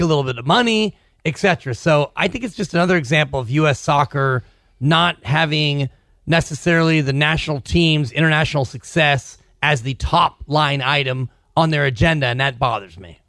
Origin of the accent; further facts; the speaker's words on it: United States; Here in America, we are very puritanical